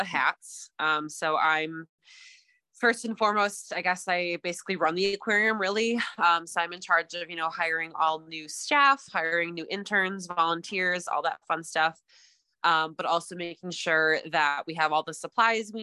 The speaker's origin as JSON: {"language": "English", "region": "Wisconsin", "country": "United States", "tie": "born or raised there", "also_born_or_lived": "Texas / Milwaukee", "moved": "as an adult", "said": "I am originally from Wisconsin, so I am now back in Wisconsin"}